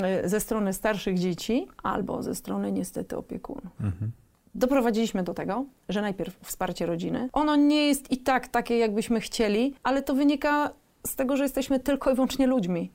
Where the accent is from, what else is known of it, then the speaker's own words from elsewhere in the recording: Gdańsk, Pomeranian Voivodeship, Poland; jesteśmy z Gdańska